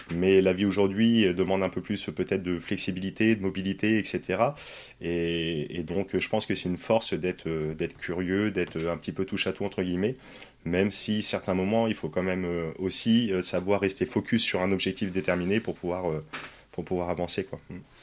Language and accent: French; Poitiers, Nouvelle-Aquitaine, France; moved away as an adult; also born or lived in Paris / Nord; moi je suis originaire de Poitiers